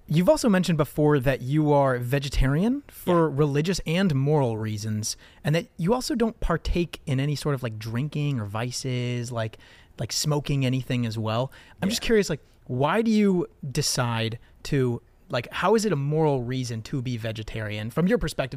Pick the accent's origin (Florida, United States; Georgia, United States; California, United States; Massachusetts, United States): California, United States; Southern; growing up in the United States, growing up in Southern California